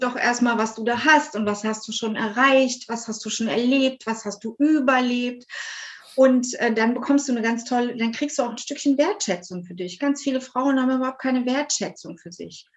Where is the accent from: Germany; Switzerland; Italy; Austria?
Germany; near Cologne, North Rhine-Westphalia; ich bin aus der Nähe von Köln